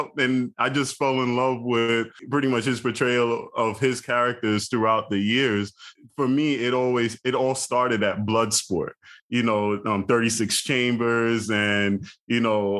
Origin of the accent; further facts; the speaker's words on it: New York City, New York, United States; a black kid growing up in Brooklyn